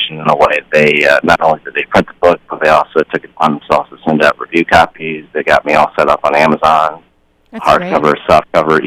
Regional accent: Albany, New York, United States; also born or lived in China / Taiwan; I grew up in upstate New York, which is about as non-Asian as you can get.

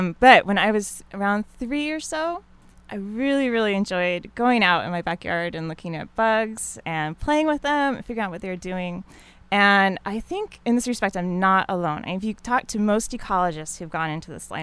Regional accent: Utah, United States; I grew up in Utah, and so we spent a lot of times outdoors

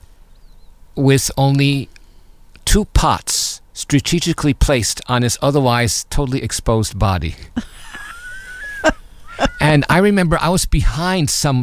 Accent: New York City, New York, United States; now in Irvine, United States; I was born and raised in Long Island City, New York, which is part of New York City

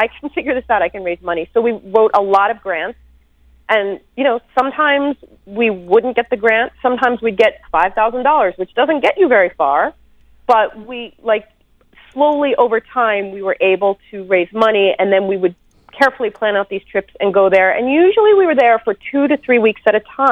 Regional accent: United States; I am an American woman living in the United States

